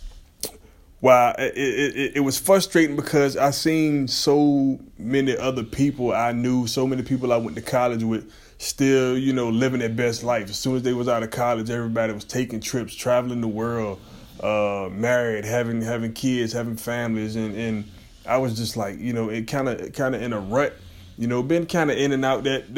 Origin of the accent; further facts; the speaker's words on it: Portsmouth, Virginia, United States; Pretty much born and raised in Virginia, Portsmouth, Virginia, 757 Tidewater